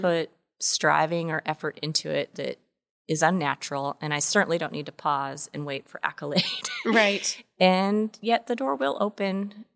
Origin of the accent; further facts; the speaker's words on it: Washington, United States; moved away; also born or lived in Texas; I grew up in Washington State